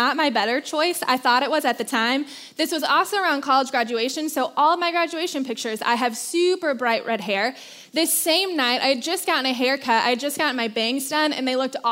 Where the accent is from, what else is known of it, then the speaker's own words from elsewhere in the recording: Charlotte, North Carolina, United States; moved away as an adult; also born or lived in Rock Hill, South Carolina; But I grew up in Charlotte, spent 18 years of my life there